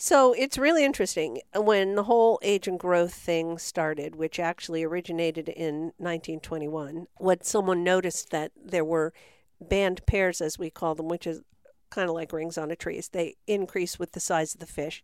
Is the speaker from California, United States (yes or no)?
yes; San Francisco Bay Area, California, United States; moved away as an adult; I grew up in the Bay Area of San Francisco